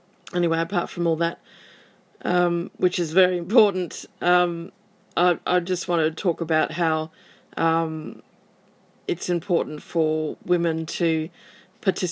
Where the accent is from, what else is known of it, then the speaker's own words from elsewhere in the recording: Western Australia, Australia; I'm from Western Australia.